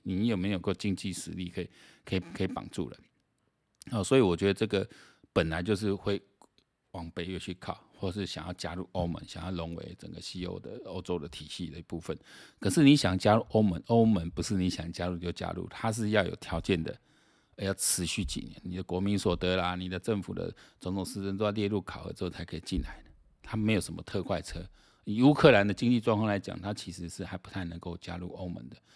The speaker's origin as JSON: {"language": "Chinese", "country": "Taiwan", "said": "我们台湾人"}